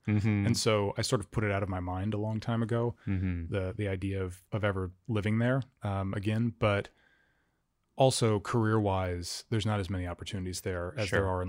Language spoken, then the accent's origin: English; Fairbanks, Alaska, United States; I grew up in Fairbanks.